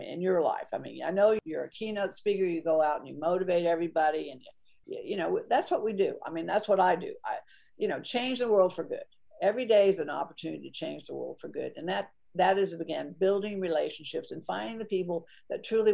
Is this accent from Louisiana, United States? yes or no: no; Atlanta, Georgia, United States; I was born in Atlanta